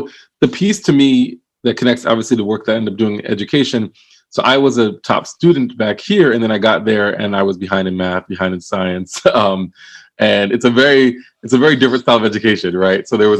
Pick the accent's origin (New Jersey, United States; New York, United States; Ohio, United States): New Jersey, United States; Willingboro; also born or lived in Philadelphia; So I was born in Philadelphia, but born in Philadelphia and then moved pretty early to Willingboro, New Jersey, so southern New Jersey.